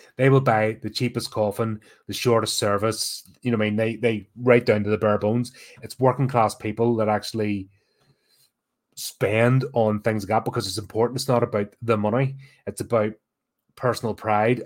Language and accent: English; Belfast, Northern Ireland, United Kingdom; growing up in Belfast during the 80s